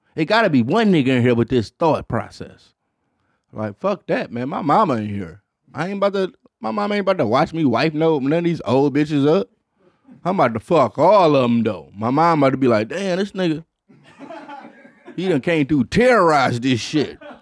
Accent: Detroit, Michigan, United States; as a black kid, in, in Detroit, Michigan

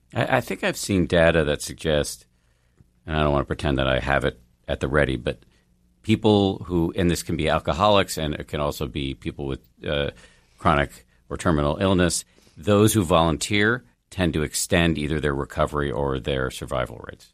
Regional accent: Boston, Massachusetts, United States; I grew up in Boston

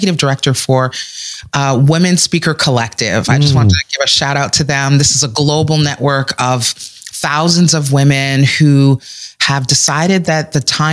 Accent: Canada; also born or lived in West Indies (Caribbean heritage); here in Canada

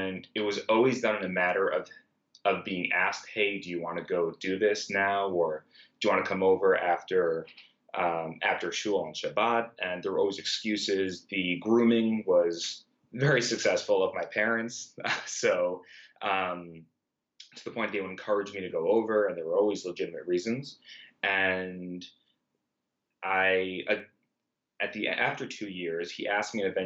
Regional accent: New York City, New York, United States; I grew up in Brooklyn

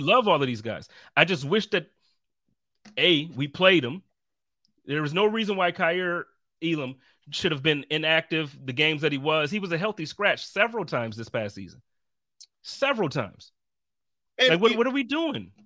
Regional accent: Buffalo, New York, United States; moved away; also born or lived in Indianapolis, Indiana; I grew up in Buffalo

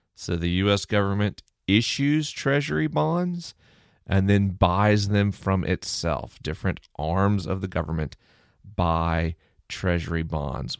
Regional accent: Tallahassee, Florida, United States; I grew up in Tallahassee, Florida.

